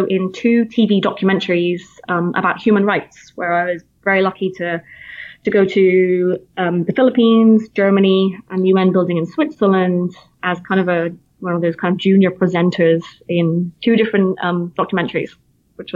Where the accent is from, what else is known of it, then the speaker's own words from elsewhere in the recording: Plymouth, South West England, United Kingdom; accent: British; moved away as an adult; now in United States; I'm from Plymouth originally, which is in the southwest coastline